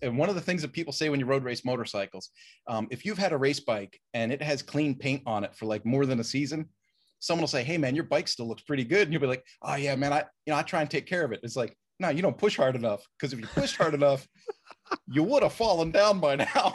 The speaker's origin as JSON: {"language": "English", "town": "Roslyn", "region": "Pennsylvania", "country": "United States", "tie": "born or raised there", "said": "I grew up in a little town called Roslyn, Pennsylvania, which is part of Willow Grove, um, a, and so near Abington, so outside of Philadelphia"}